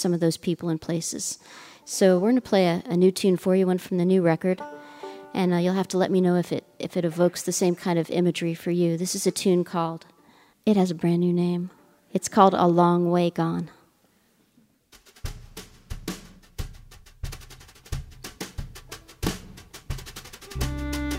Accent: Southern California, United States; now in Nashville, United States; I discovered the banjo when I was growing up in Southern California

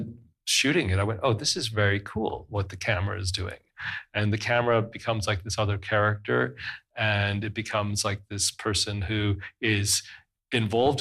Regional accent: West Coast, British Columbia, Canada; also born or lived in Cairo, Egypt; I was raised on the West Coast

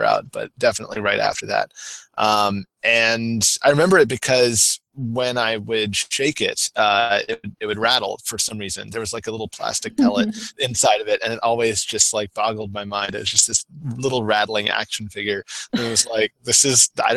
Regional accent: the South, United States; growing up in the South

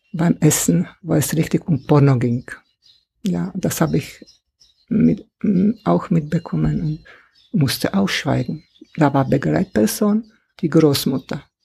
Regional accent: Czechia; German is a second language; moved away as an adult; also born or lived in Swabia, Germany; now in Germany; ich in einem Land aufgewachsen bin, in kommunistisch, im kommunistischen Land. Ja. Also 50er und 60er Jahre in meine alte Heimat, in Tschechien damals

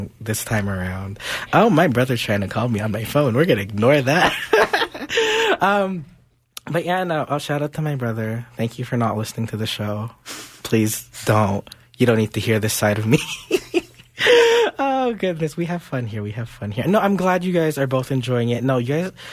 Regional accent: Montreal, Quebec, Canada; my hometown of Montreal

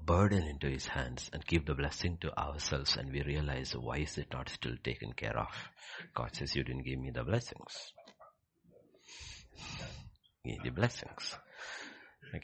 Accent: Egypt; Because I have come from Egypt. I grew up in Egypt.

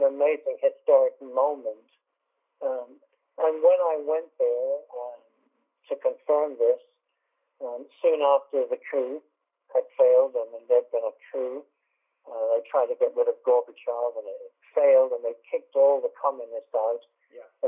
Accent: England, United Kingdom; I'm English

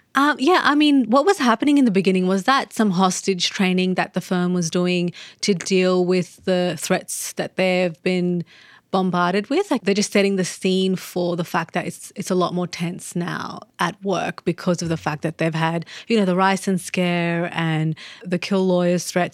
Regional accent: Australia; as an Australian

